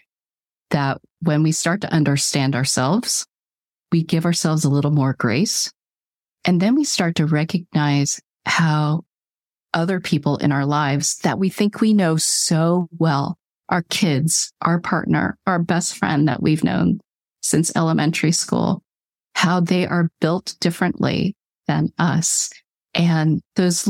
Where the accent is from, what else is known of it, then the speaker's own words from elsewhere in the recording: California, United States; I was born in California